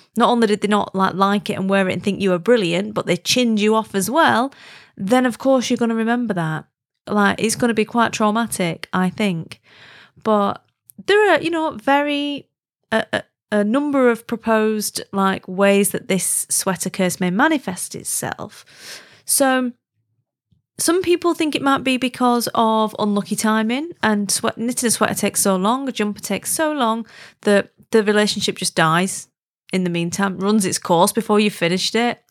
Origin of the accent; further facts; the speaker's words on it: Wigan, North West England, United Kingdom; moved away; I'm from Wigan originally, and I don't live there now, but I'm absolutely, definitely one hundred percent Wiganese, like, grew up in W N one Wiganese